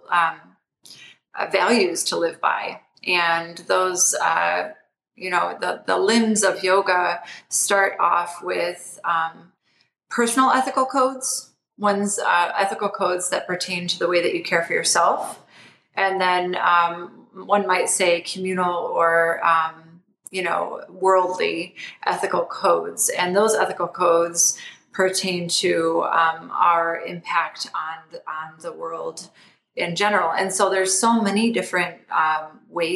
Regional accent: Toledo, Ohio, United States; I grew up in Toledo, Ohio

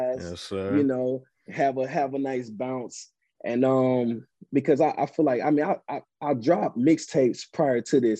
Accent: East St. Louis, Illinois, United States; I'm from East St. Louis. I'm actually from Illinois

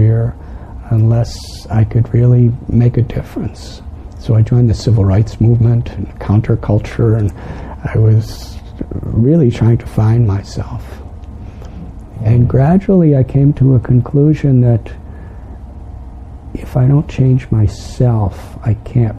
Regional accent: Chicago, Illinois, United States; moved away; I'm from Illinois.

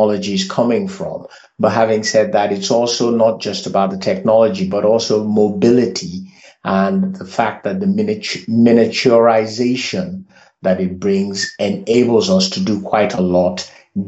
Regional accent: Lagos, Nigeria; also born or lived in Miami; I was born in Africa, but I was raised in Africa, specifically Lagos, and my heritage is out of Lagos, hence the Nigeria factor

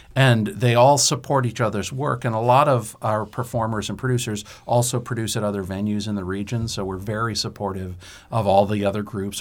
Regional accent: Derry, New Hampshire, United States; I grew up in Derry, New Hampshire

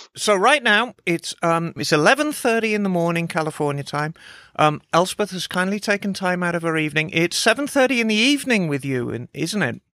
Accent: Birmingham, West Midlands, United Kingdom; moved away; I was raised in Birmingham

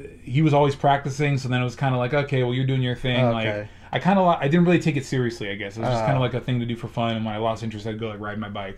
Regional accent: Tracy, California, United States; I was actually already in Tracy, because I was living in Southern California at the time. And then we moved over here when I was, like, in fourth grade.

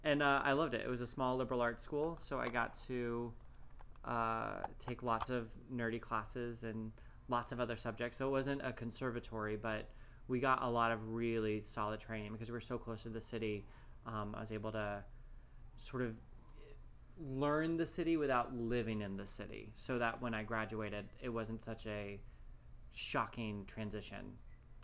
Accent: Tustin, California, United States; moved away as an adult; also born or lived in New York City; now in West Hollywood, United States; I grew up in Orange County, just south of here, Disneyland. Not actually Disneyland, but Tustin, California

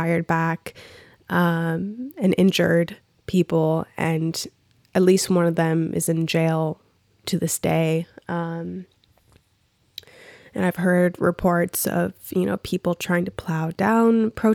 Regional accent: Minneapolis, Minnesota, United States; I'm from Minneapolis, but I'm not from that direct specific cross street of where the shit went down

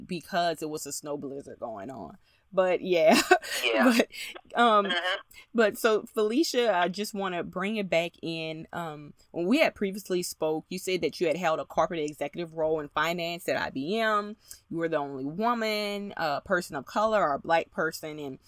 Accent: Louisiana, United States; me being a Southern girl and from Louisiana

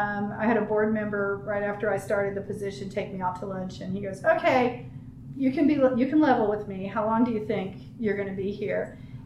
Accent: Ohio, United States; also born or lived in Southern California; So I came here from Ohio via Southern California.

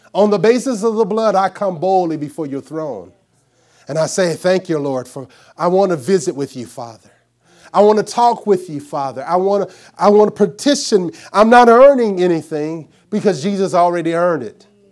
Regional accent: Arkansas, United States; I'm from Arkansas.

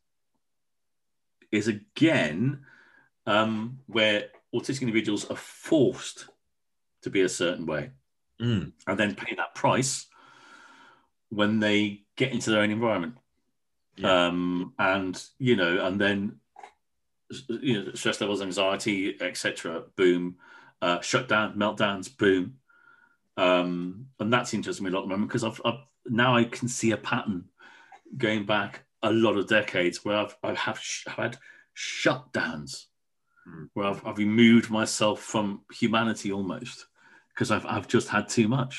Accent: Wolverhampton, West Midlands, United Kingdom; moved away; also born or lived in Truro; I was brought up in Wolverhampton

